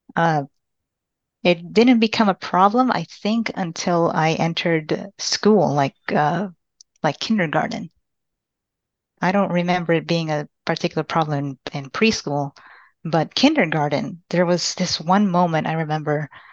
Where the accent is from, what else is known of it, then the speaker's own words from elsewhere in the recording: Austin, Texas, United States; also born or lived in Panama City, Panama / San Marcos, Texas; I'm from Panama City, Panama, but I was raised in Austin, Texas